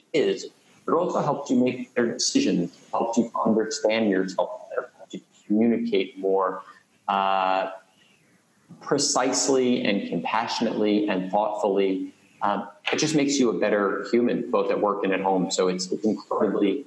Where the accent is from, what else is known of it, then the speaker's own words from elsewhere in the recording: New York City, New York, United States; I grew up in Queens